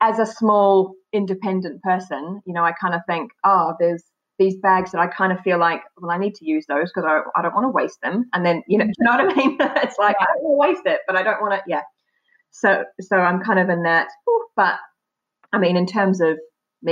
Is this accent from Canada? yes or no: no; New Zealand; moved away as an adult; now in United Kingdom; I was born in New Zealand